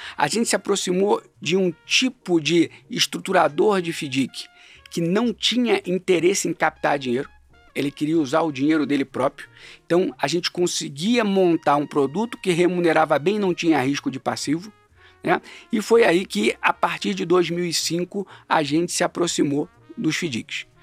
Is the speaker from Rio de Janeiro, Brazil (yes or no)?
yes; Rio de Janeiro, Brazil; moved away as an adult; now in São Paulo, Brazil; eu sou carioca, né, mais um desses que migrou para São Paulo. Eu migrei um pouco antes, migrei na época da faculdade